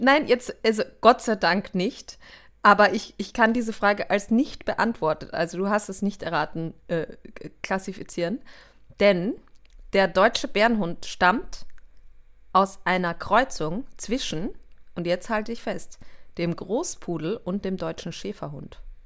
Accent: Austria; ich bin Österreicherin

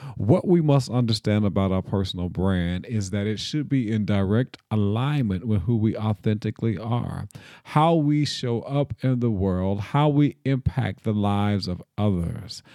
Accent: Nashville, Tennessee, United States; I am from Nashville, Tennessee, reared and born, born and reared in Nashville

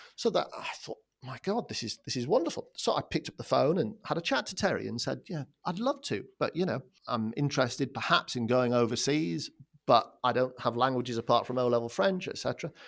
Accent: Durham, North East England, United Kingdom; moved away as an adult; also born or lived in London; I was born and brought up in the Northeast, and I went to school in Durham

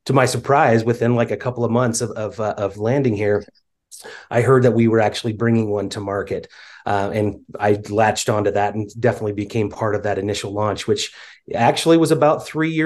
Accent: Spokane, Washington, United States; now in Utah, United States; I grew up in the Pacific Northwest in Spokane, Washington area. I currently live in Utah

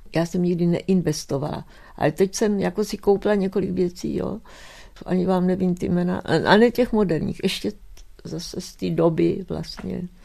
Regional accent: Czechia; moved away; also born or lived in United States; já jsem Češka, mluvím česky

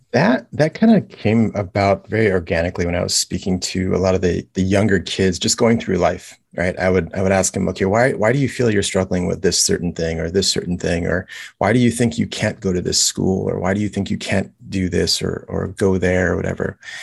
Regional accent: Los Angeles, California, United States; moved away as an adult; now in Kailua, United States; I am originally from Los Angeles, California. Um, that's where I grew up

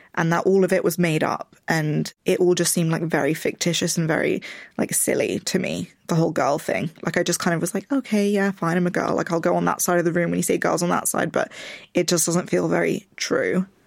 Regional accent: London, United Kingdom; I grew up in Richmond, which is a, a very white place in London

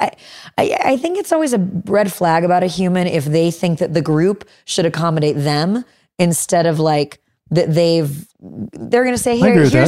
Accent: Chicago, Illinois, United States; Growing up in Chicago, you have a better tolerance.

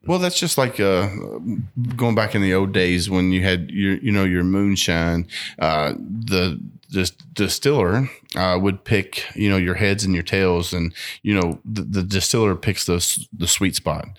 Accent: Bardstown, Kentucky, United States; growing up in Barstow

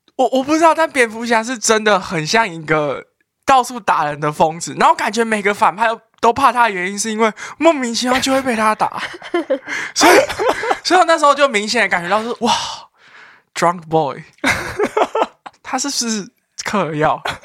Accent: Taipei, Taiwan; 作为一个台北人

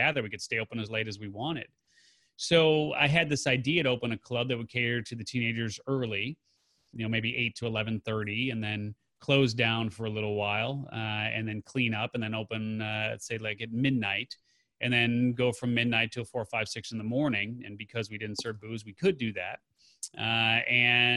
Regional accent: Chicago, Illinois, United States; also born or lived in Carbondale, Illinois; I grew up in the Chicago area there, and there were teen clubs.

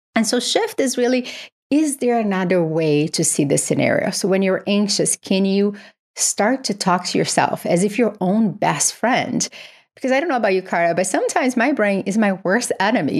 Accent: Brazil; moved away; I grew up in Brazil

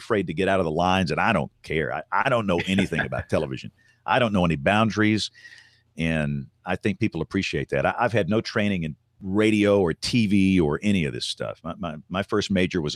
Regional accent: Tuscaloosa, Alabama, United States; growing up in Tuscaloosa, Alabama in the decade of the 70s

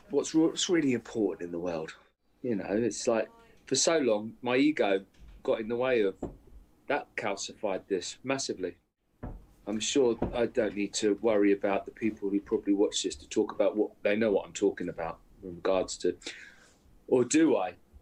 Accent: Aldershot, South East England, United Kingdom; I'm in my mum's house, the house that I grew up in Aldershot, good old Aldershot

